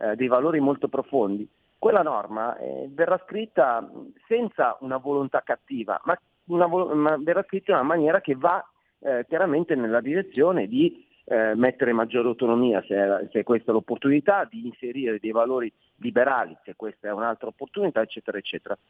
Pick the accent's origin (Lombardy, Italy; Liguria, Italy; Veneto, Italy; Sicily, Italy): Lombardy, Italy; Milan; accent: Milanese; come si sente dal mio accento sono milanese